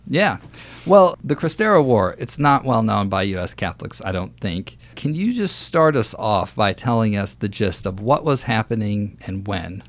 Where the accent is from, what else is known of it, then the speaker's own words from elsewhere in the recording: Texas, United States; I grew up in Texas.